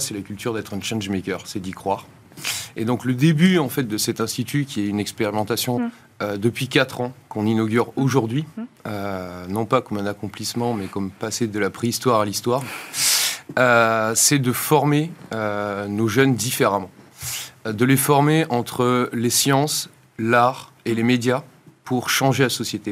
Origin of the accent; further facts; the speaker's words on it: France; moved away as an adult; also born or lived in Boston, United States; j'étais ingénieur français hum. et formé dans le modèle très académique français